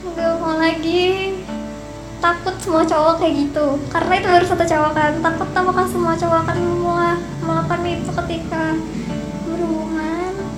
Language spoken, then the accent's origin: Indonesian; Jakarta, Indonesia; aku dari Jakarta